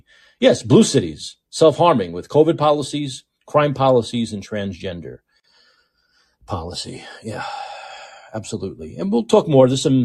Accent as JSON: {"language": "English", "region": "New York", "country": "United States", "said": "I'm a thin crust guy, man. I'm a New Yorker. I'm a thin crust pizza guy."}